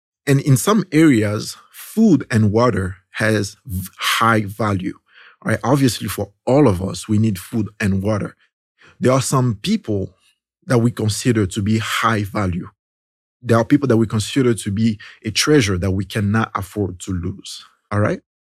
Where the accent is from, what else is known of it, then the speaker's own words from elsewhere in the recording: DR Congo; See, in my country, there's this, in the country where I came from Congo in Central Africa